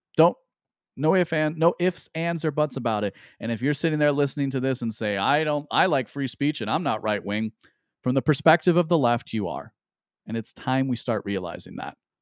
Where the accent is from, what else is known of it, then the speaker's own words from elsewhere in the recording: United States; as an American who cares about the Constitution